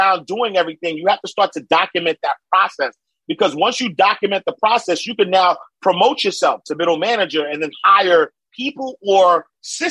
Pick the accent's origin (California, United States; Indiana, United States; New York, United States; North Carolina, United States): New York, United States; New York City; moved away as an adult; now in Atlanta, United States; I'm from Harlem, 129th Street, 8th Avenue, St. Nicholas Projects. Grew up low income, single parent home